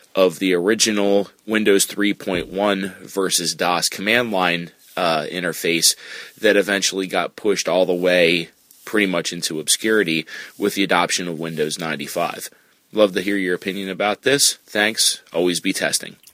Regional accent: Lancaster, Pennsylvania, United States; now in Philadelphia, United States; I'm calling from, uh, Philadelphia, Pennsylvania, but I'm originally from Lancaster, P A. Just a fun hometown trivia fact.

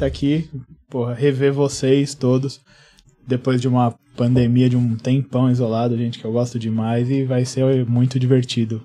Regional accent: São Paulo, Brazil; Eu sou de São Mateus, sou de uma comunidade carente

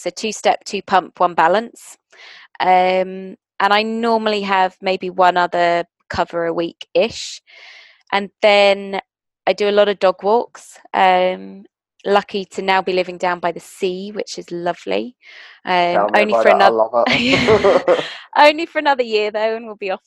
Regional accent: South Africa; moved away; I'm South African originally.

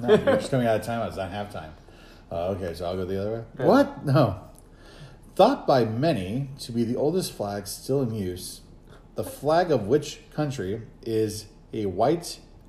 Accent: Arizona, United States; I was from Arizona.

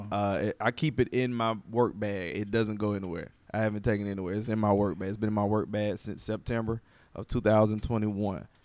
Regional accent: Atlanta, Georgia, United States; I'm from Atlanta, so V103

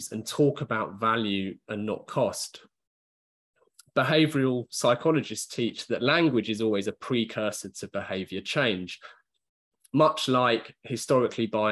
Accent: United Kingdom; just being British

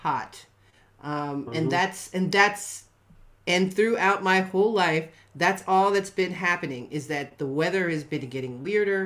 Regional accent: Ohio, United States; I grew up in Ohio

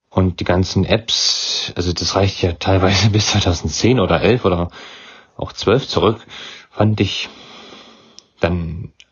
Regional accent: Weimar, Thuringia, Germany; Ich komme aus Weimar. In Thüringen ist das.

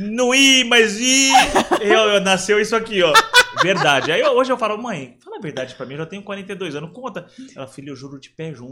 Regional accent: São Paulo, Brazil; eu fui criado aqui em São Paulo pelos meus avós e minha mãe

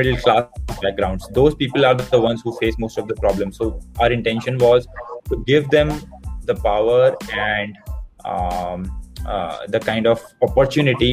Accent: Uttarakhand, India; moved away; I grew up in Uttarakhand

